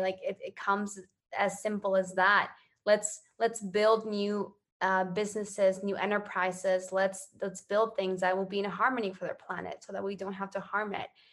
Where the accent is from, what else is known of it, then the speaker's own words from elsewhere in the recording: Ecuador; I grew up in Ecuador.